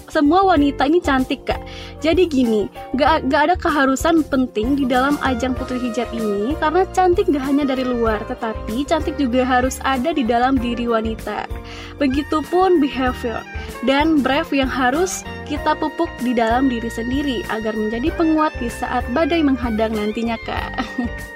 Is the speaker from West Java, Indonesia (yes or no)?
no; Padang, West Sumatra, Indonesia; aku asli Padang